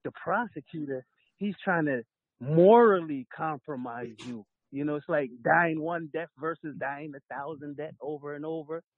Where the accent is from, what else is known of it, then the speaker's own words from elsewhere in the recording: New York City, New York, United States; also born or lived in Kingston, Jamaica; I came to America in '84, Brooklyn, New York